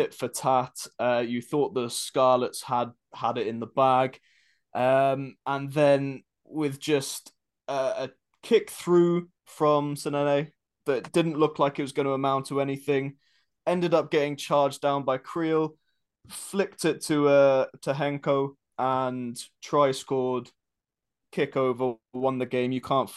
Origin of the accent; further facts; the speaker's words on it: South Africa; also born or lived in Carmarthenshire, Wales; now in Wales, United Kingdom; I live in Carmarthenshire in Wales. As a South African